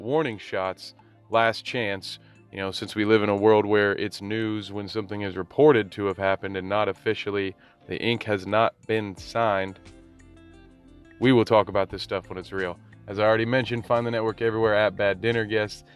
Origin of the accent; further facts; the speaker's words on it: Tennessee, United States; I was born in Tennessee.